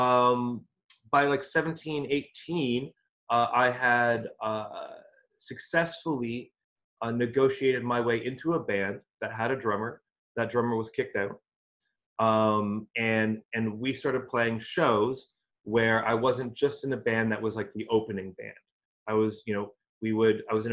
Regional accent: Alberta, Canada; moved away; also born or lived in Toronto; I was born in Alberta

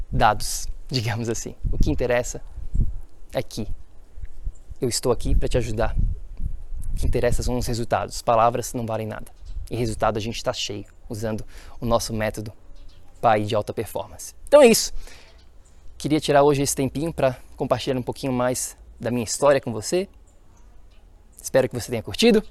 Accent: Florianópolis, Santa Catarina, Brazil; Nasci e cresci em Florianópolis, Santa Catarina, Floripa, Ilha da Magia

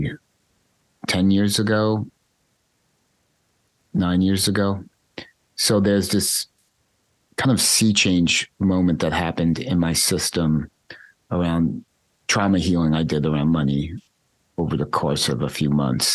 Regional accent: United States; growing up in United States capitalist consumerist culture

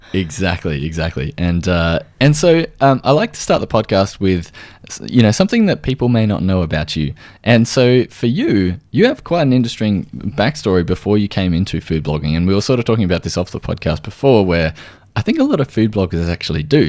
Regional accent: Australia

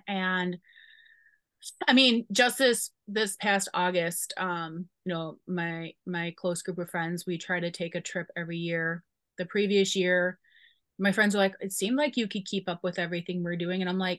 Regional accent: Chicago, Illinois, United States; I'm a Bears fan because I'm from Chicago.

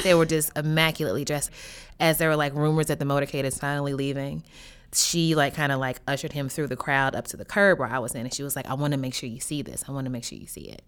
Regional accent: Louisville, Kentucky, United States; moved away; my hometown of Louisville, Kentucky

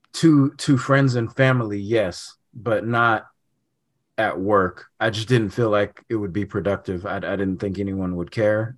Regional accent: Sacramento, California, United States; I'm from, um, Sacramento

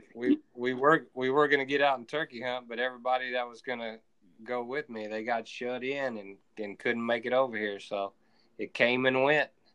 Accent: Texas, United States; I'm from Texas

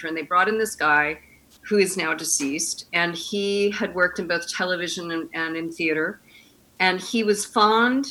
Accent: East Coast, United States; moved away as an adult; also born or lived in New York / Los Angeles; I grew up on the East Coast

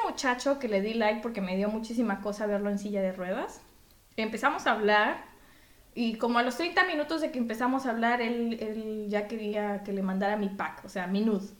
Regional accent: Mexico; now in Belgium; yo soy de México

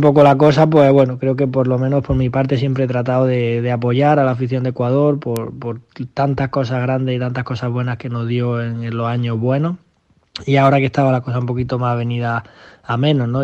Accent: Granada, Andalusia, Spain; en mi casa o en mi tierra

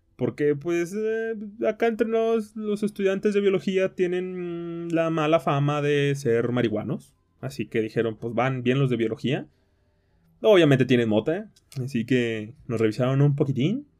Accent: Tequila, Jalisco, Mexico; moved away; mi tierra, a mi querida tierra de Tequila, Jalisco

